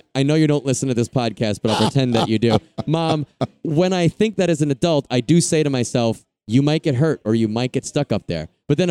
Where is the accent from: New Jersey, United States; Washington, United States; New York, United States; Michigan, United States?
New York, United States; Long Island; Okay, New York.